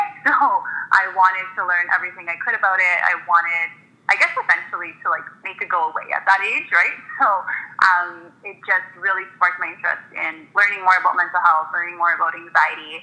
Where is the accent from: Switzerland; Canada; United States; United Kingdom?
Canada; Toronto, Ontario; So I was born and raised in Toronto. I've always been in the city in the West End.